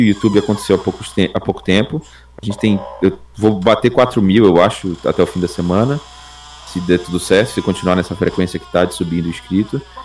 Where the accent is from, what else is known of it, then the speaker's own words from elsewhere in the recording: Belém, Pará, Brazil; eu moro no norte do país, em Belém do Pará